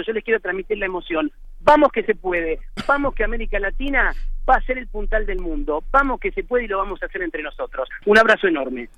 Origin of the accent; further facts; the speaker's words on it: Buenos Aires, Argentina; soy argentino y muy argentino y vivo y soy muy de Buenos Aires, muy porteño